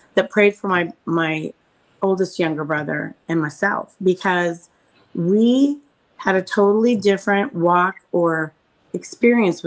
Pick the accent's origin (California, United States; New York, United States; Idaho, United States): Idaho, United States; moved away; I was raised in Idaho